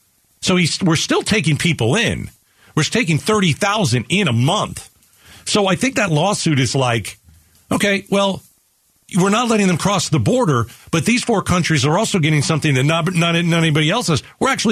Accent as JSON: {"language": "English", "country": "Venezuela", "moved": "yes", "lives_now": "Mexico", "said": "I'm originally from Venezuela. I'm in Mexico. I'm waiting to get in the United States."}